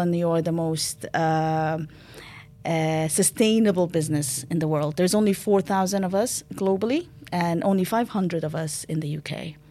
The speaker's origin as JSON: {"language": "English", "country": "Sudan", "moved": "yes", "said": "I'm originally from Sudan"}